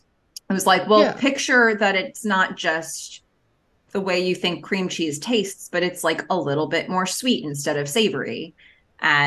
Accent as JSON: {"language": "English", "area": "Long Island", "region": "New York", "country": "United States", "tie": "born or raised there", "said": "when I was growing up on Long Island"}